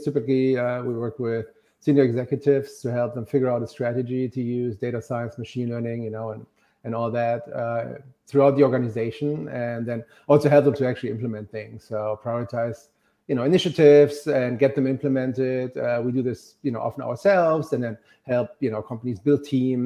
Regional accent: Germany; also born or lived in Austin, Texas; now in New York, United States; I'm originally from Germany

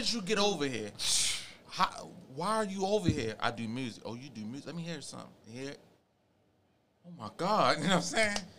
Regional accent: Baltimore, Maryland, United States; moved away as an adult; also born or lived in California; I'm from Baltimore, so I can adapt.

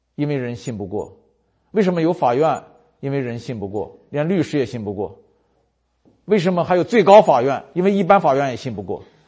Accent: China; 我们中国人都说没有免费的午餐

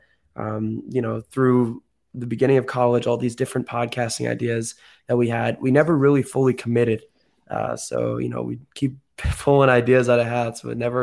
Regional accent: Oakland, California, United States; moved away as an adult; now in Chicago, United States; born and raised in the Bay

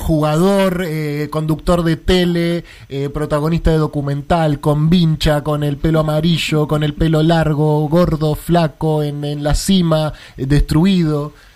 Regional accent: Argentina; nuestro país y, de nuestra identidad

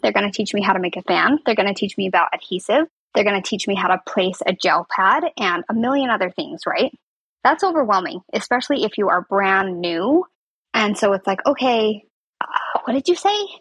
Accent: Southern Utah, United States; also born or lived in Salt Lake City, Utah; I'm from Southern Utah, which is where I was last year as well

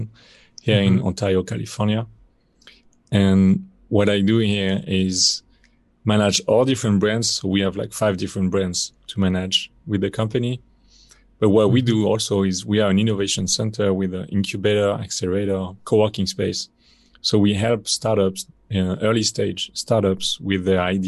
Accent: France; accent: French; English is a second language; moved away as an adult; also born or lived in China; as you can probably hear from my accent, I am from France. But I left France pretty early in my 20s

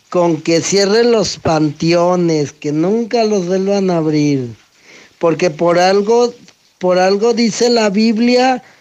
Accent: Mexico; Ay, veras, cómo somos los mexicanos.

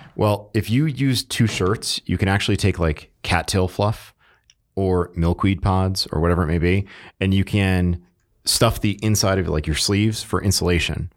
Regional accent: Connecticut, United States; moved away; I grew up in Connecticut

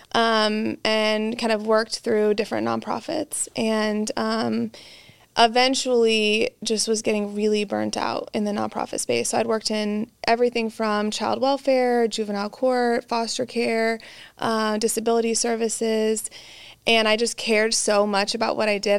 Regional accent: central Illinois, United States; now in Texas, United States; I'm from Illinois. Um, I'm a Texas transplant, so I'm here for life now. But from, uh, Illinois, a small town in central Illinois

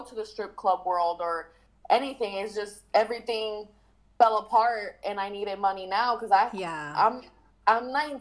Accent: Puerto Rico; I'm from Puerto Rico

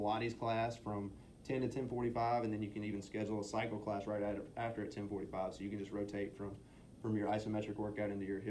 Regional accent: Mississippi, United States; moved away as an adult; now in San Antonio, United States; We're originally from Mississippi. We went back home to Mississippi for Christmas.

